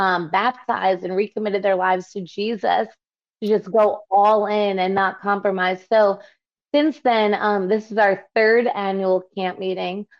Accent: New York, United States; I'm from New York

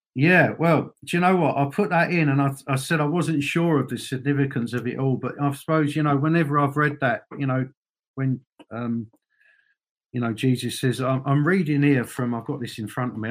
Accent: London, United Kingdom; moved away as an adult; now in Northern Ireland, United Kingdom; I remember growing up in in you know obviously in London

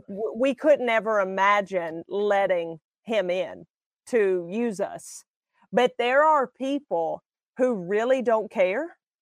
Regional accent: Alabama, United States; I'm from Alabama

